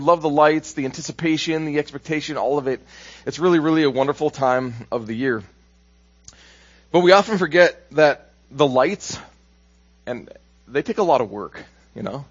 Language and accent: English; Minnesota, United States; moved away; I'm from Minnesota, by the way, so it's not like I can just walk down the road to my sister's house or my brother's house